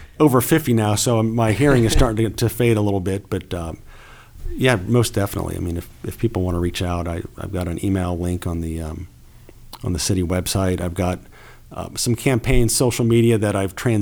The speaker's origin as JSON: {"language": "English", "region": "Ohio", "country": "United States", "tie": "born or raised there", "also_born_or_lived": "Indiana", "moved": "yes", "said": "I grew up in Ohio, went to college at Miami of Ohio."}